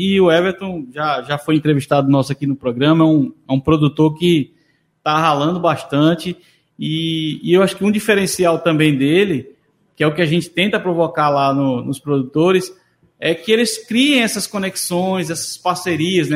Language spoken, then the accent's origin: Portuguese; Moreno, Pernambuco, Brazil; eu sou de Moreno